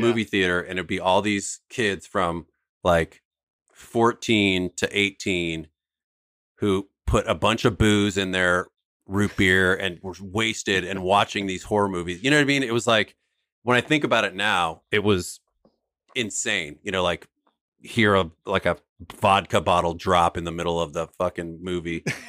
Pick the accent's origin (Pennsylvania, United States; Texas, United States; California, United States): California, United States; San Francisco; we grew up in San Francisco